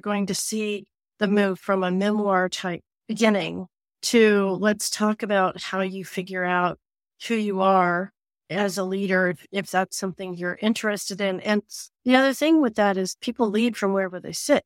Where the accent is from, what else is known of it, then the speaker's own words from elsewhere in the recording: Appalachia, United States; moved away; growing up in Appalachia